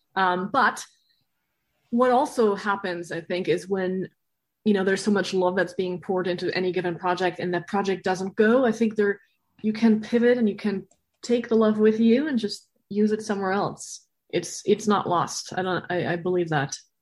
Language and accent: English; Berlin, Germany; moved away; I'm from Berlin originally.